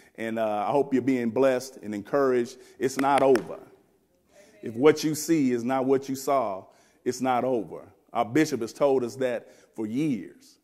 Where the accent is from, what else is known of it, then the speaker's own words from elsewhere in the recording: Wichita, Kansas, United States; I'm from Wichita, Kansas. I'm a country boy, they say.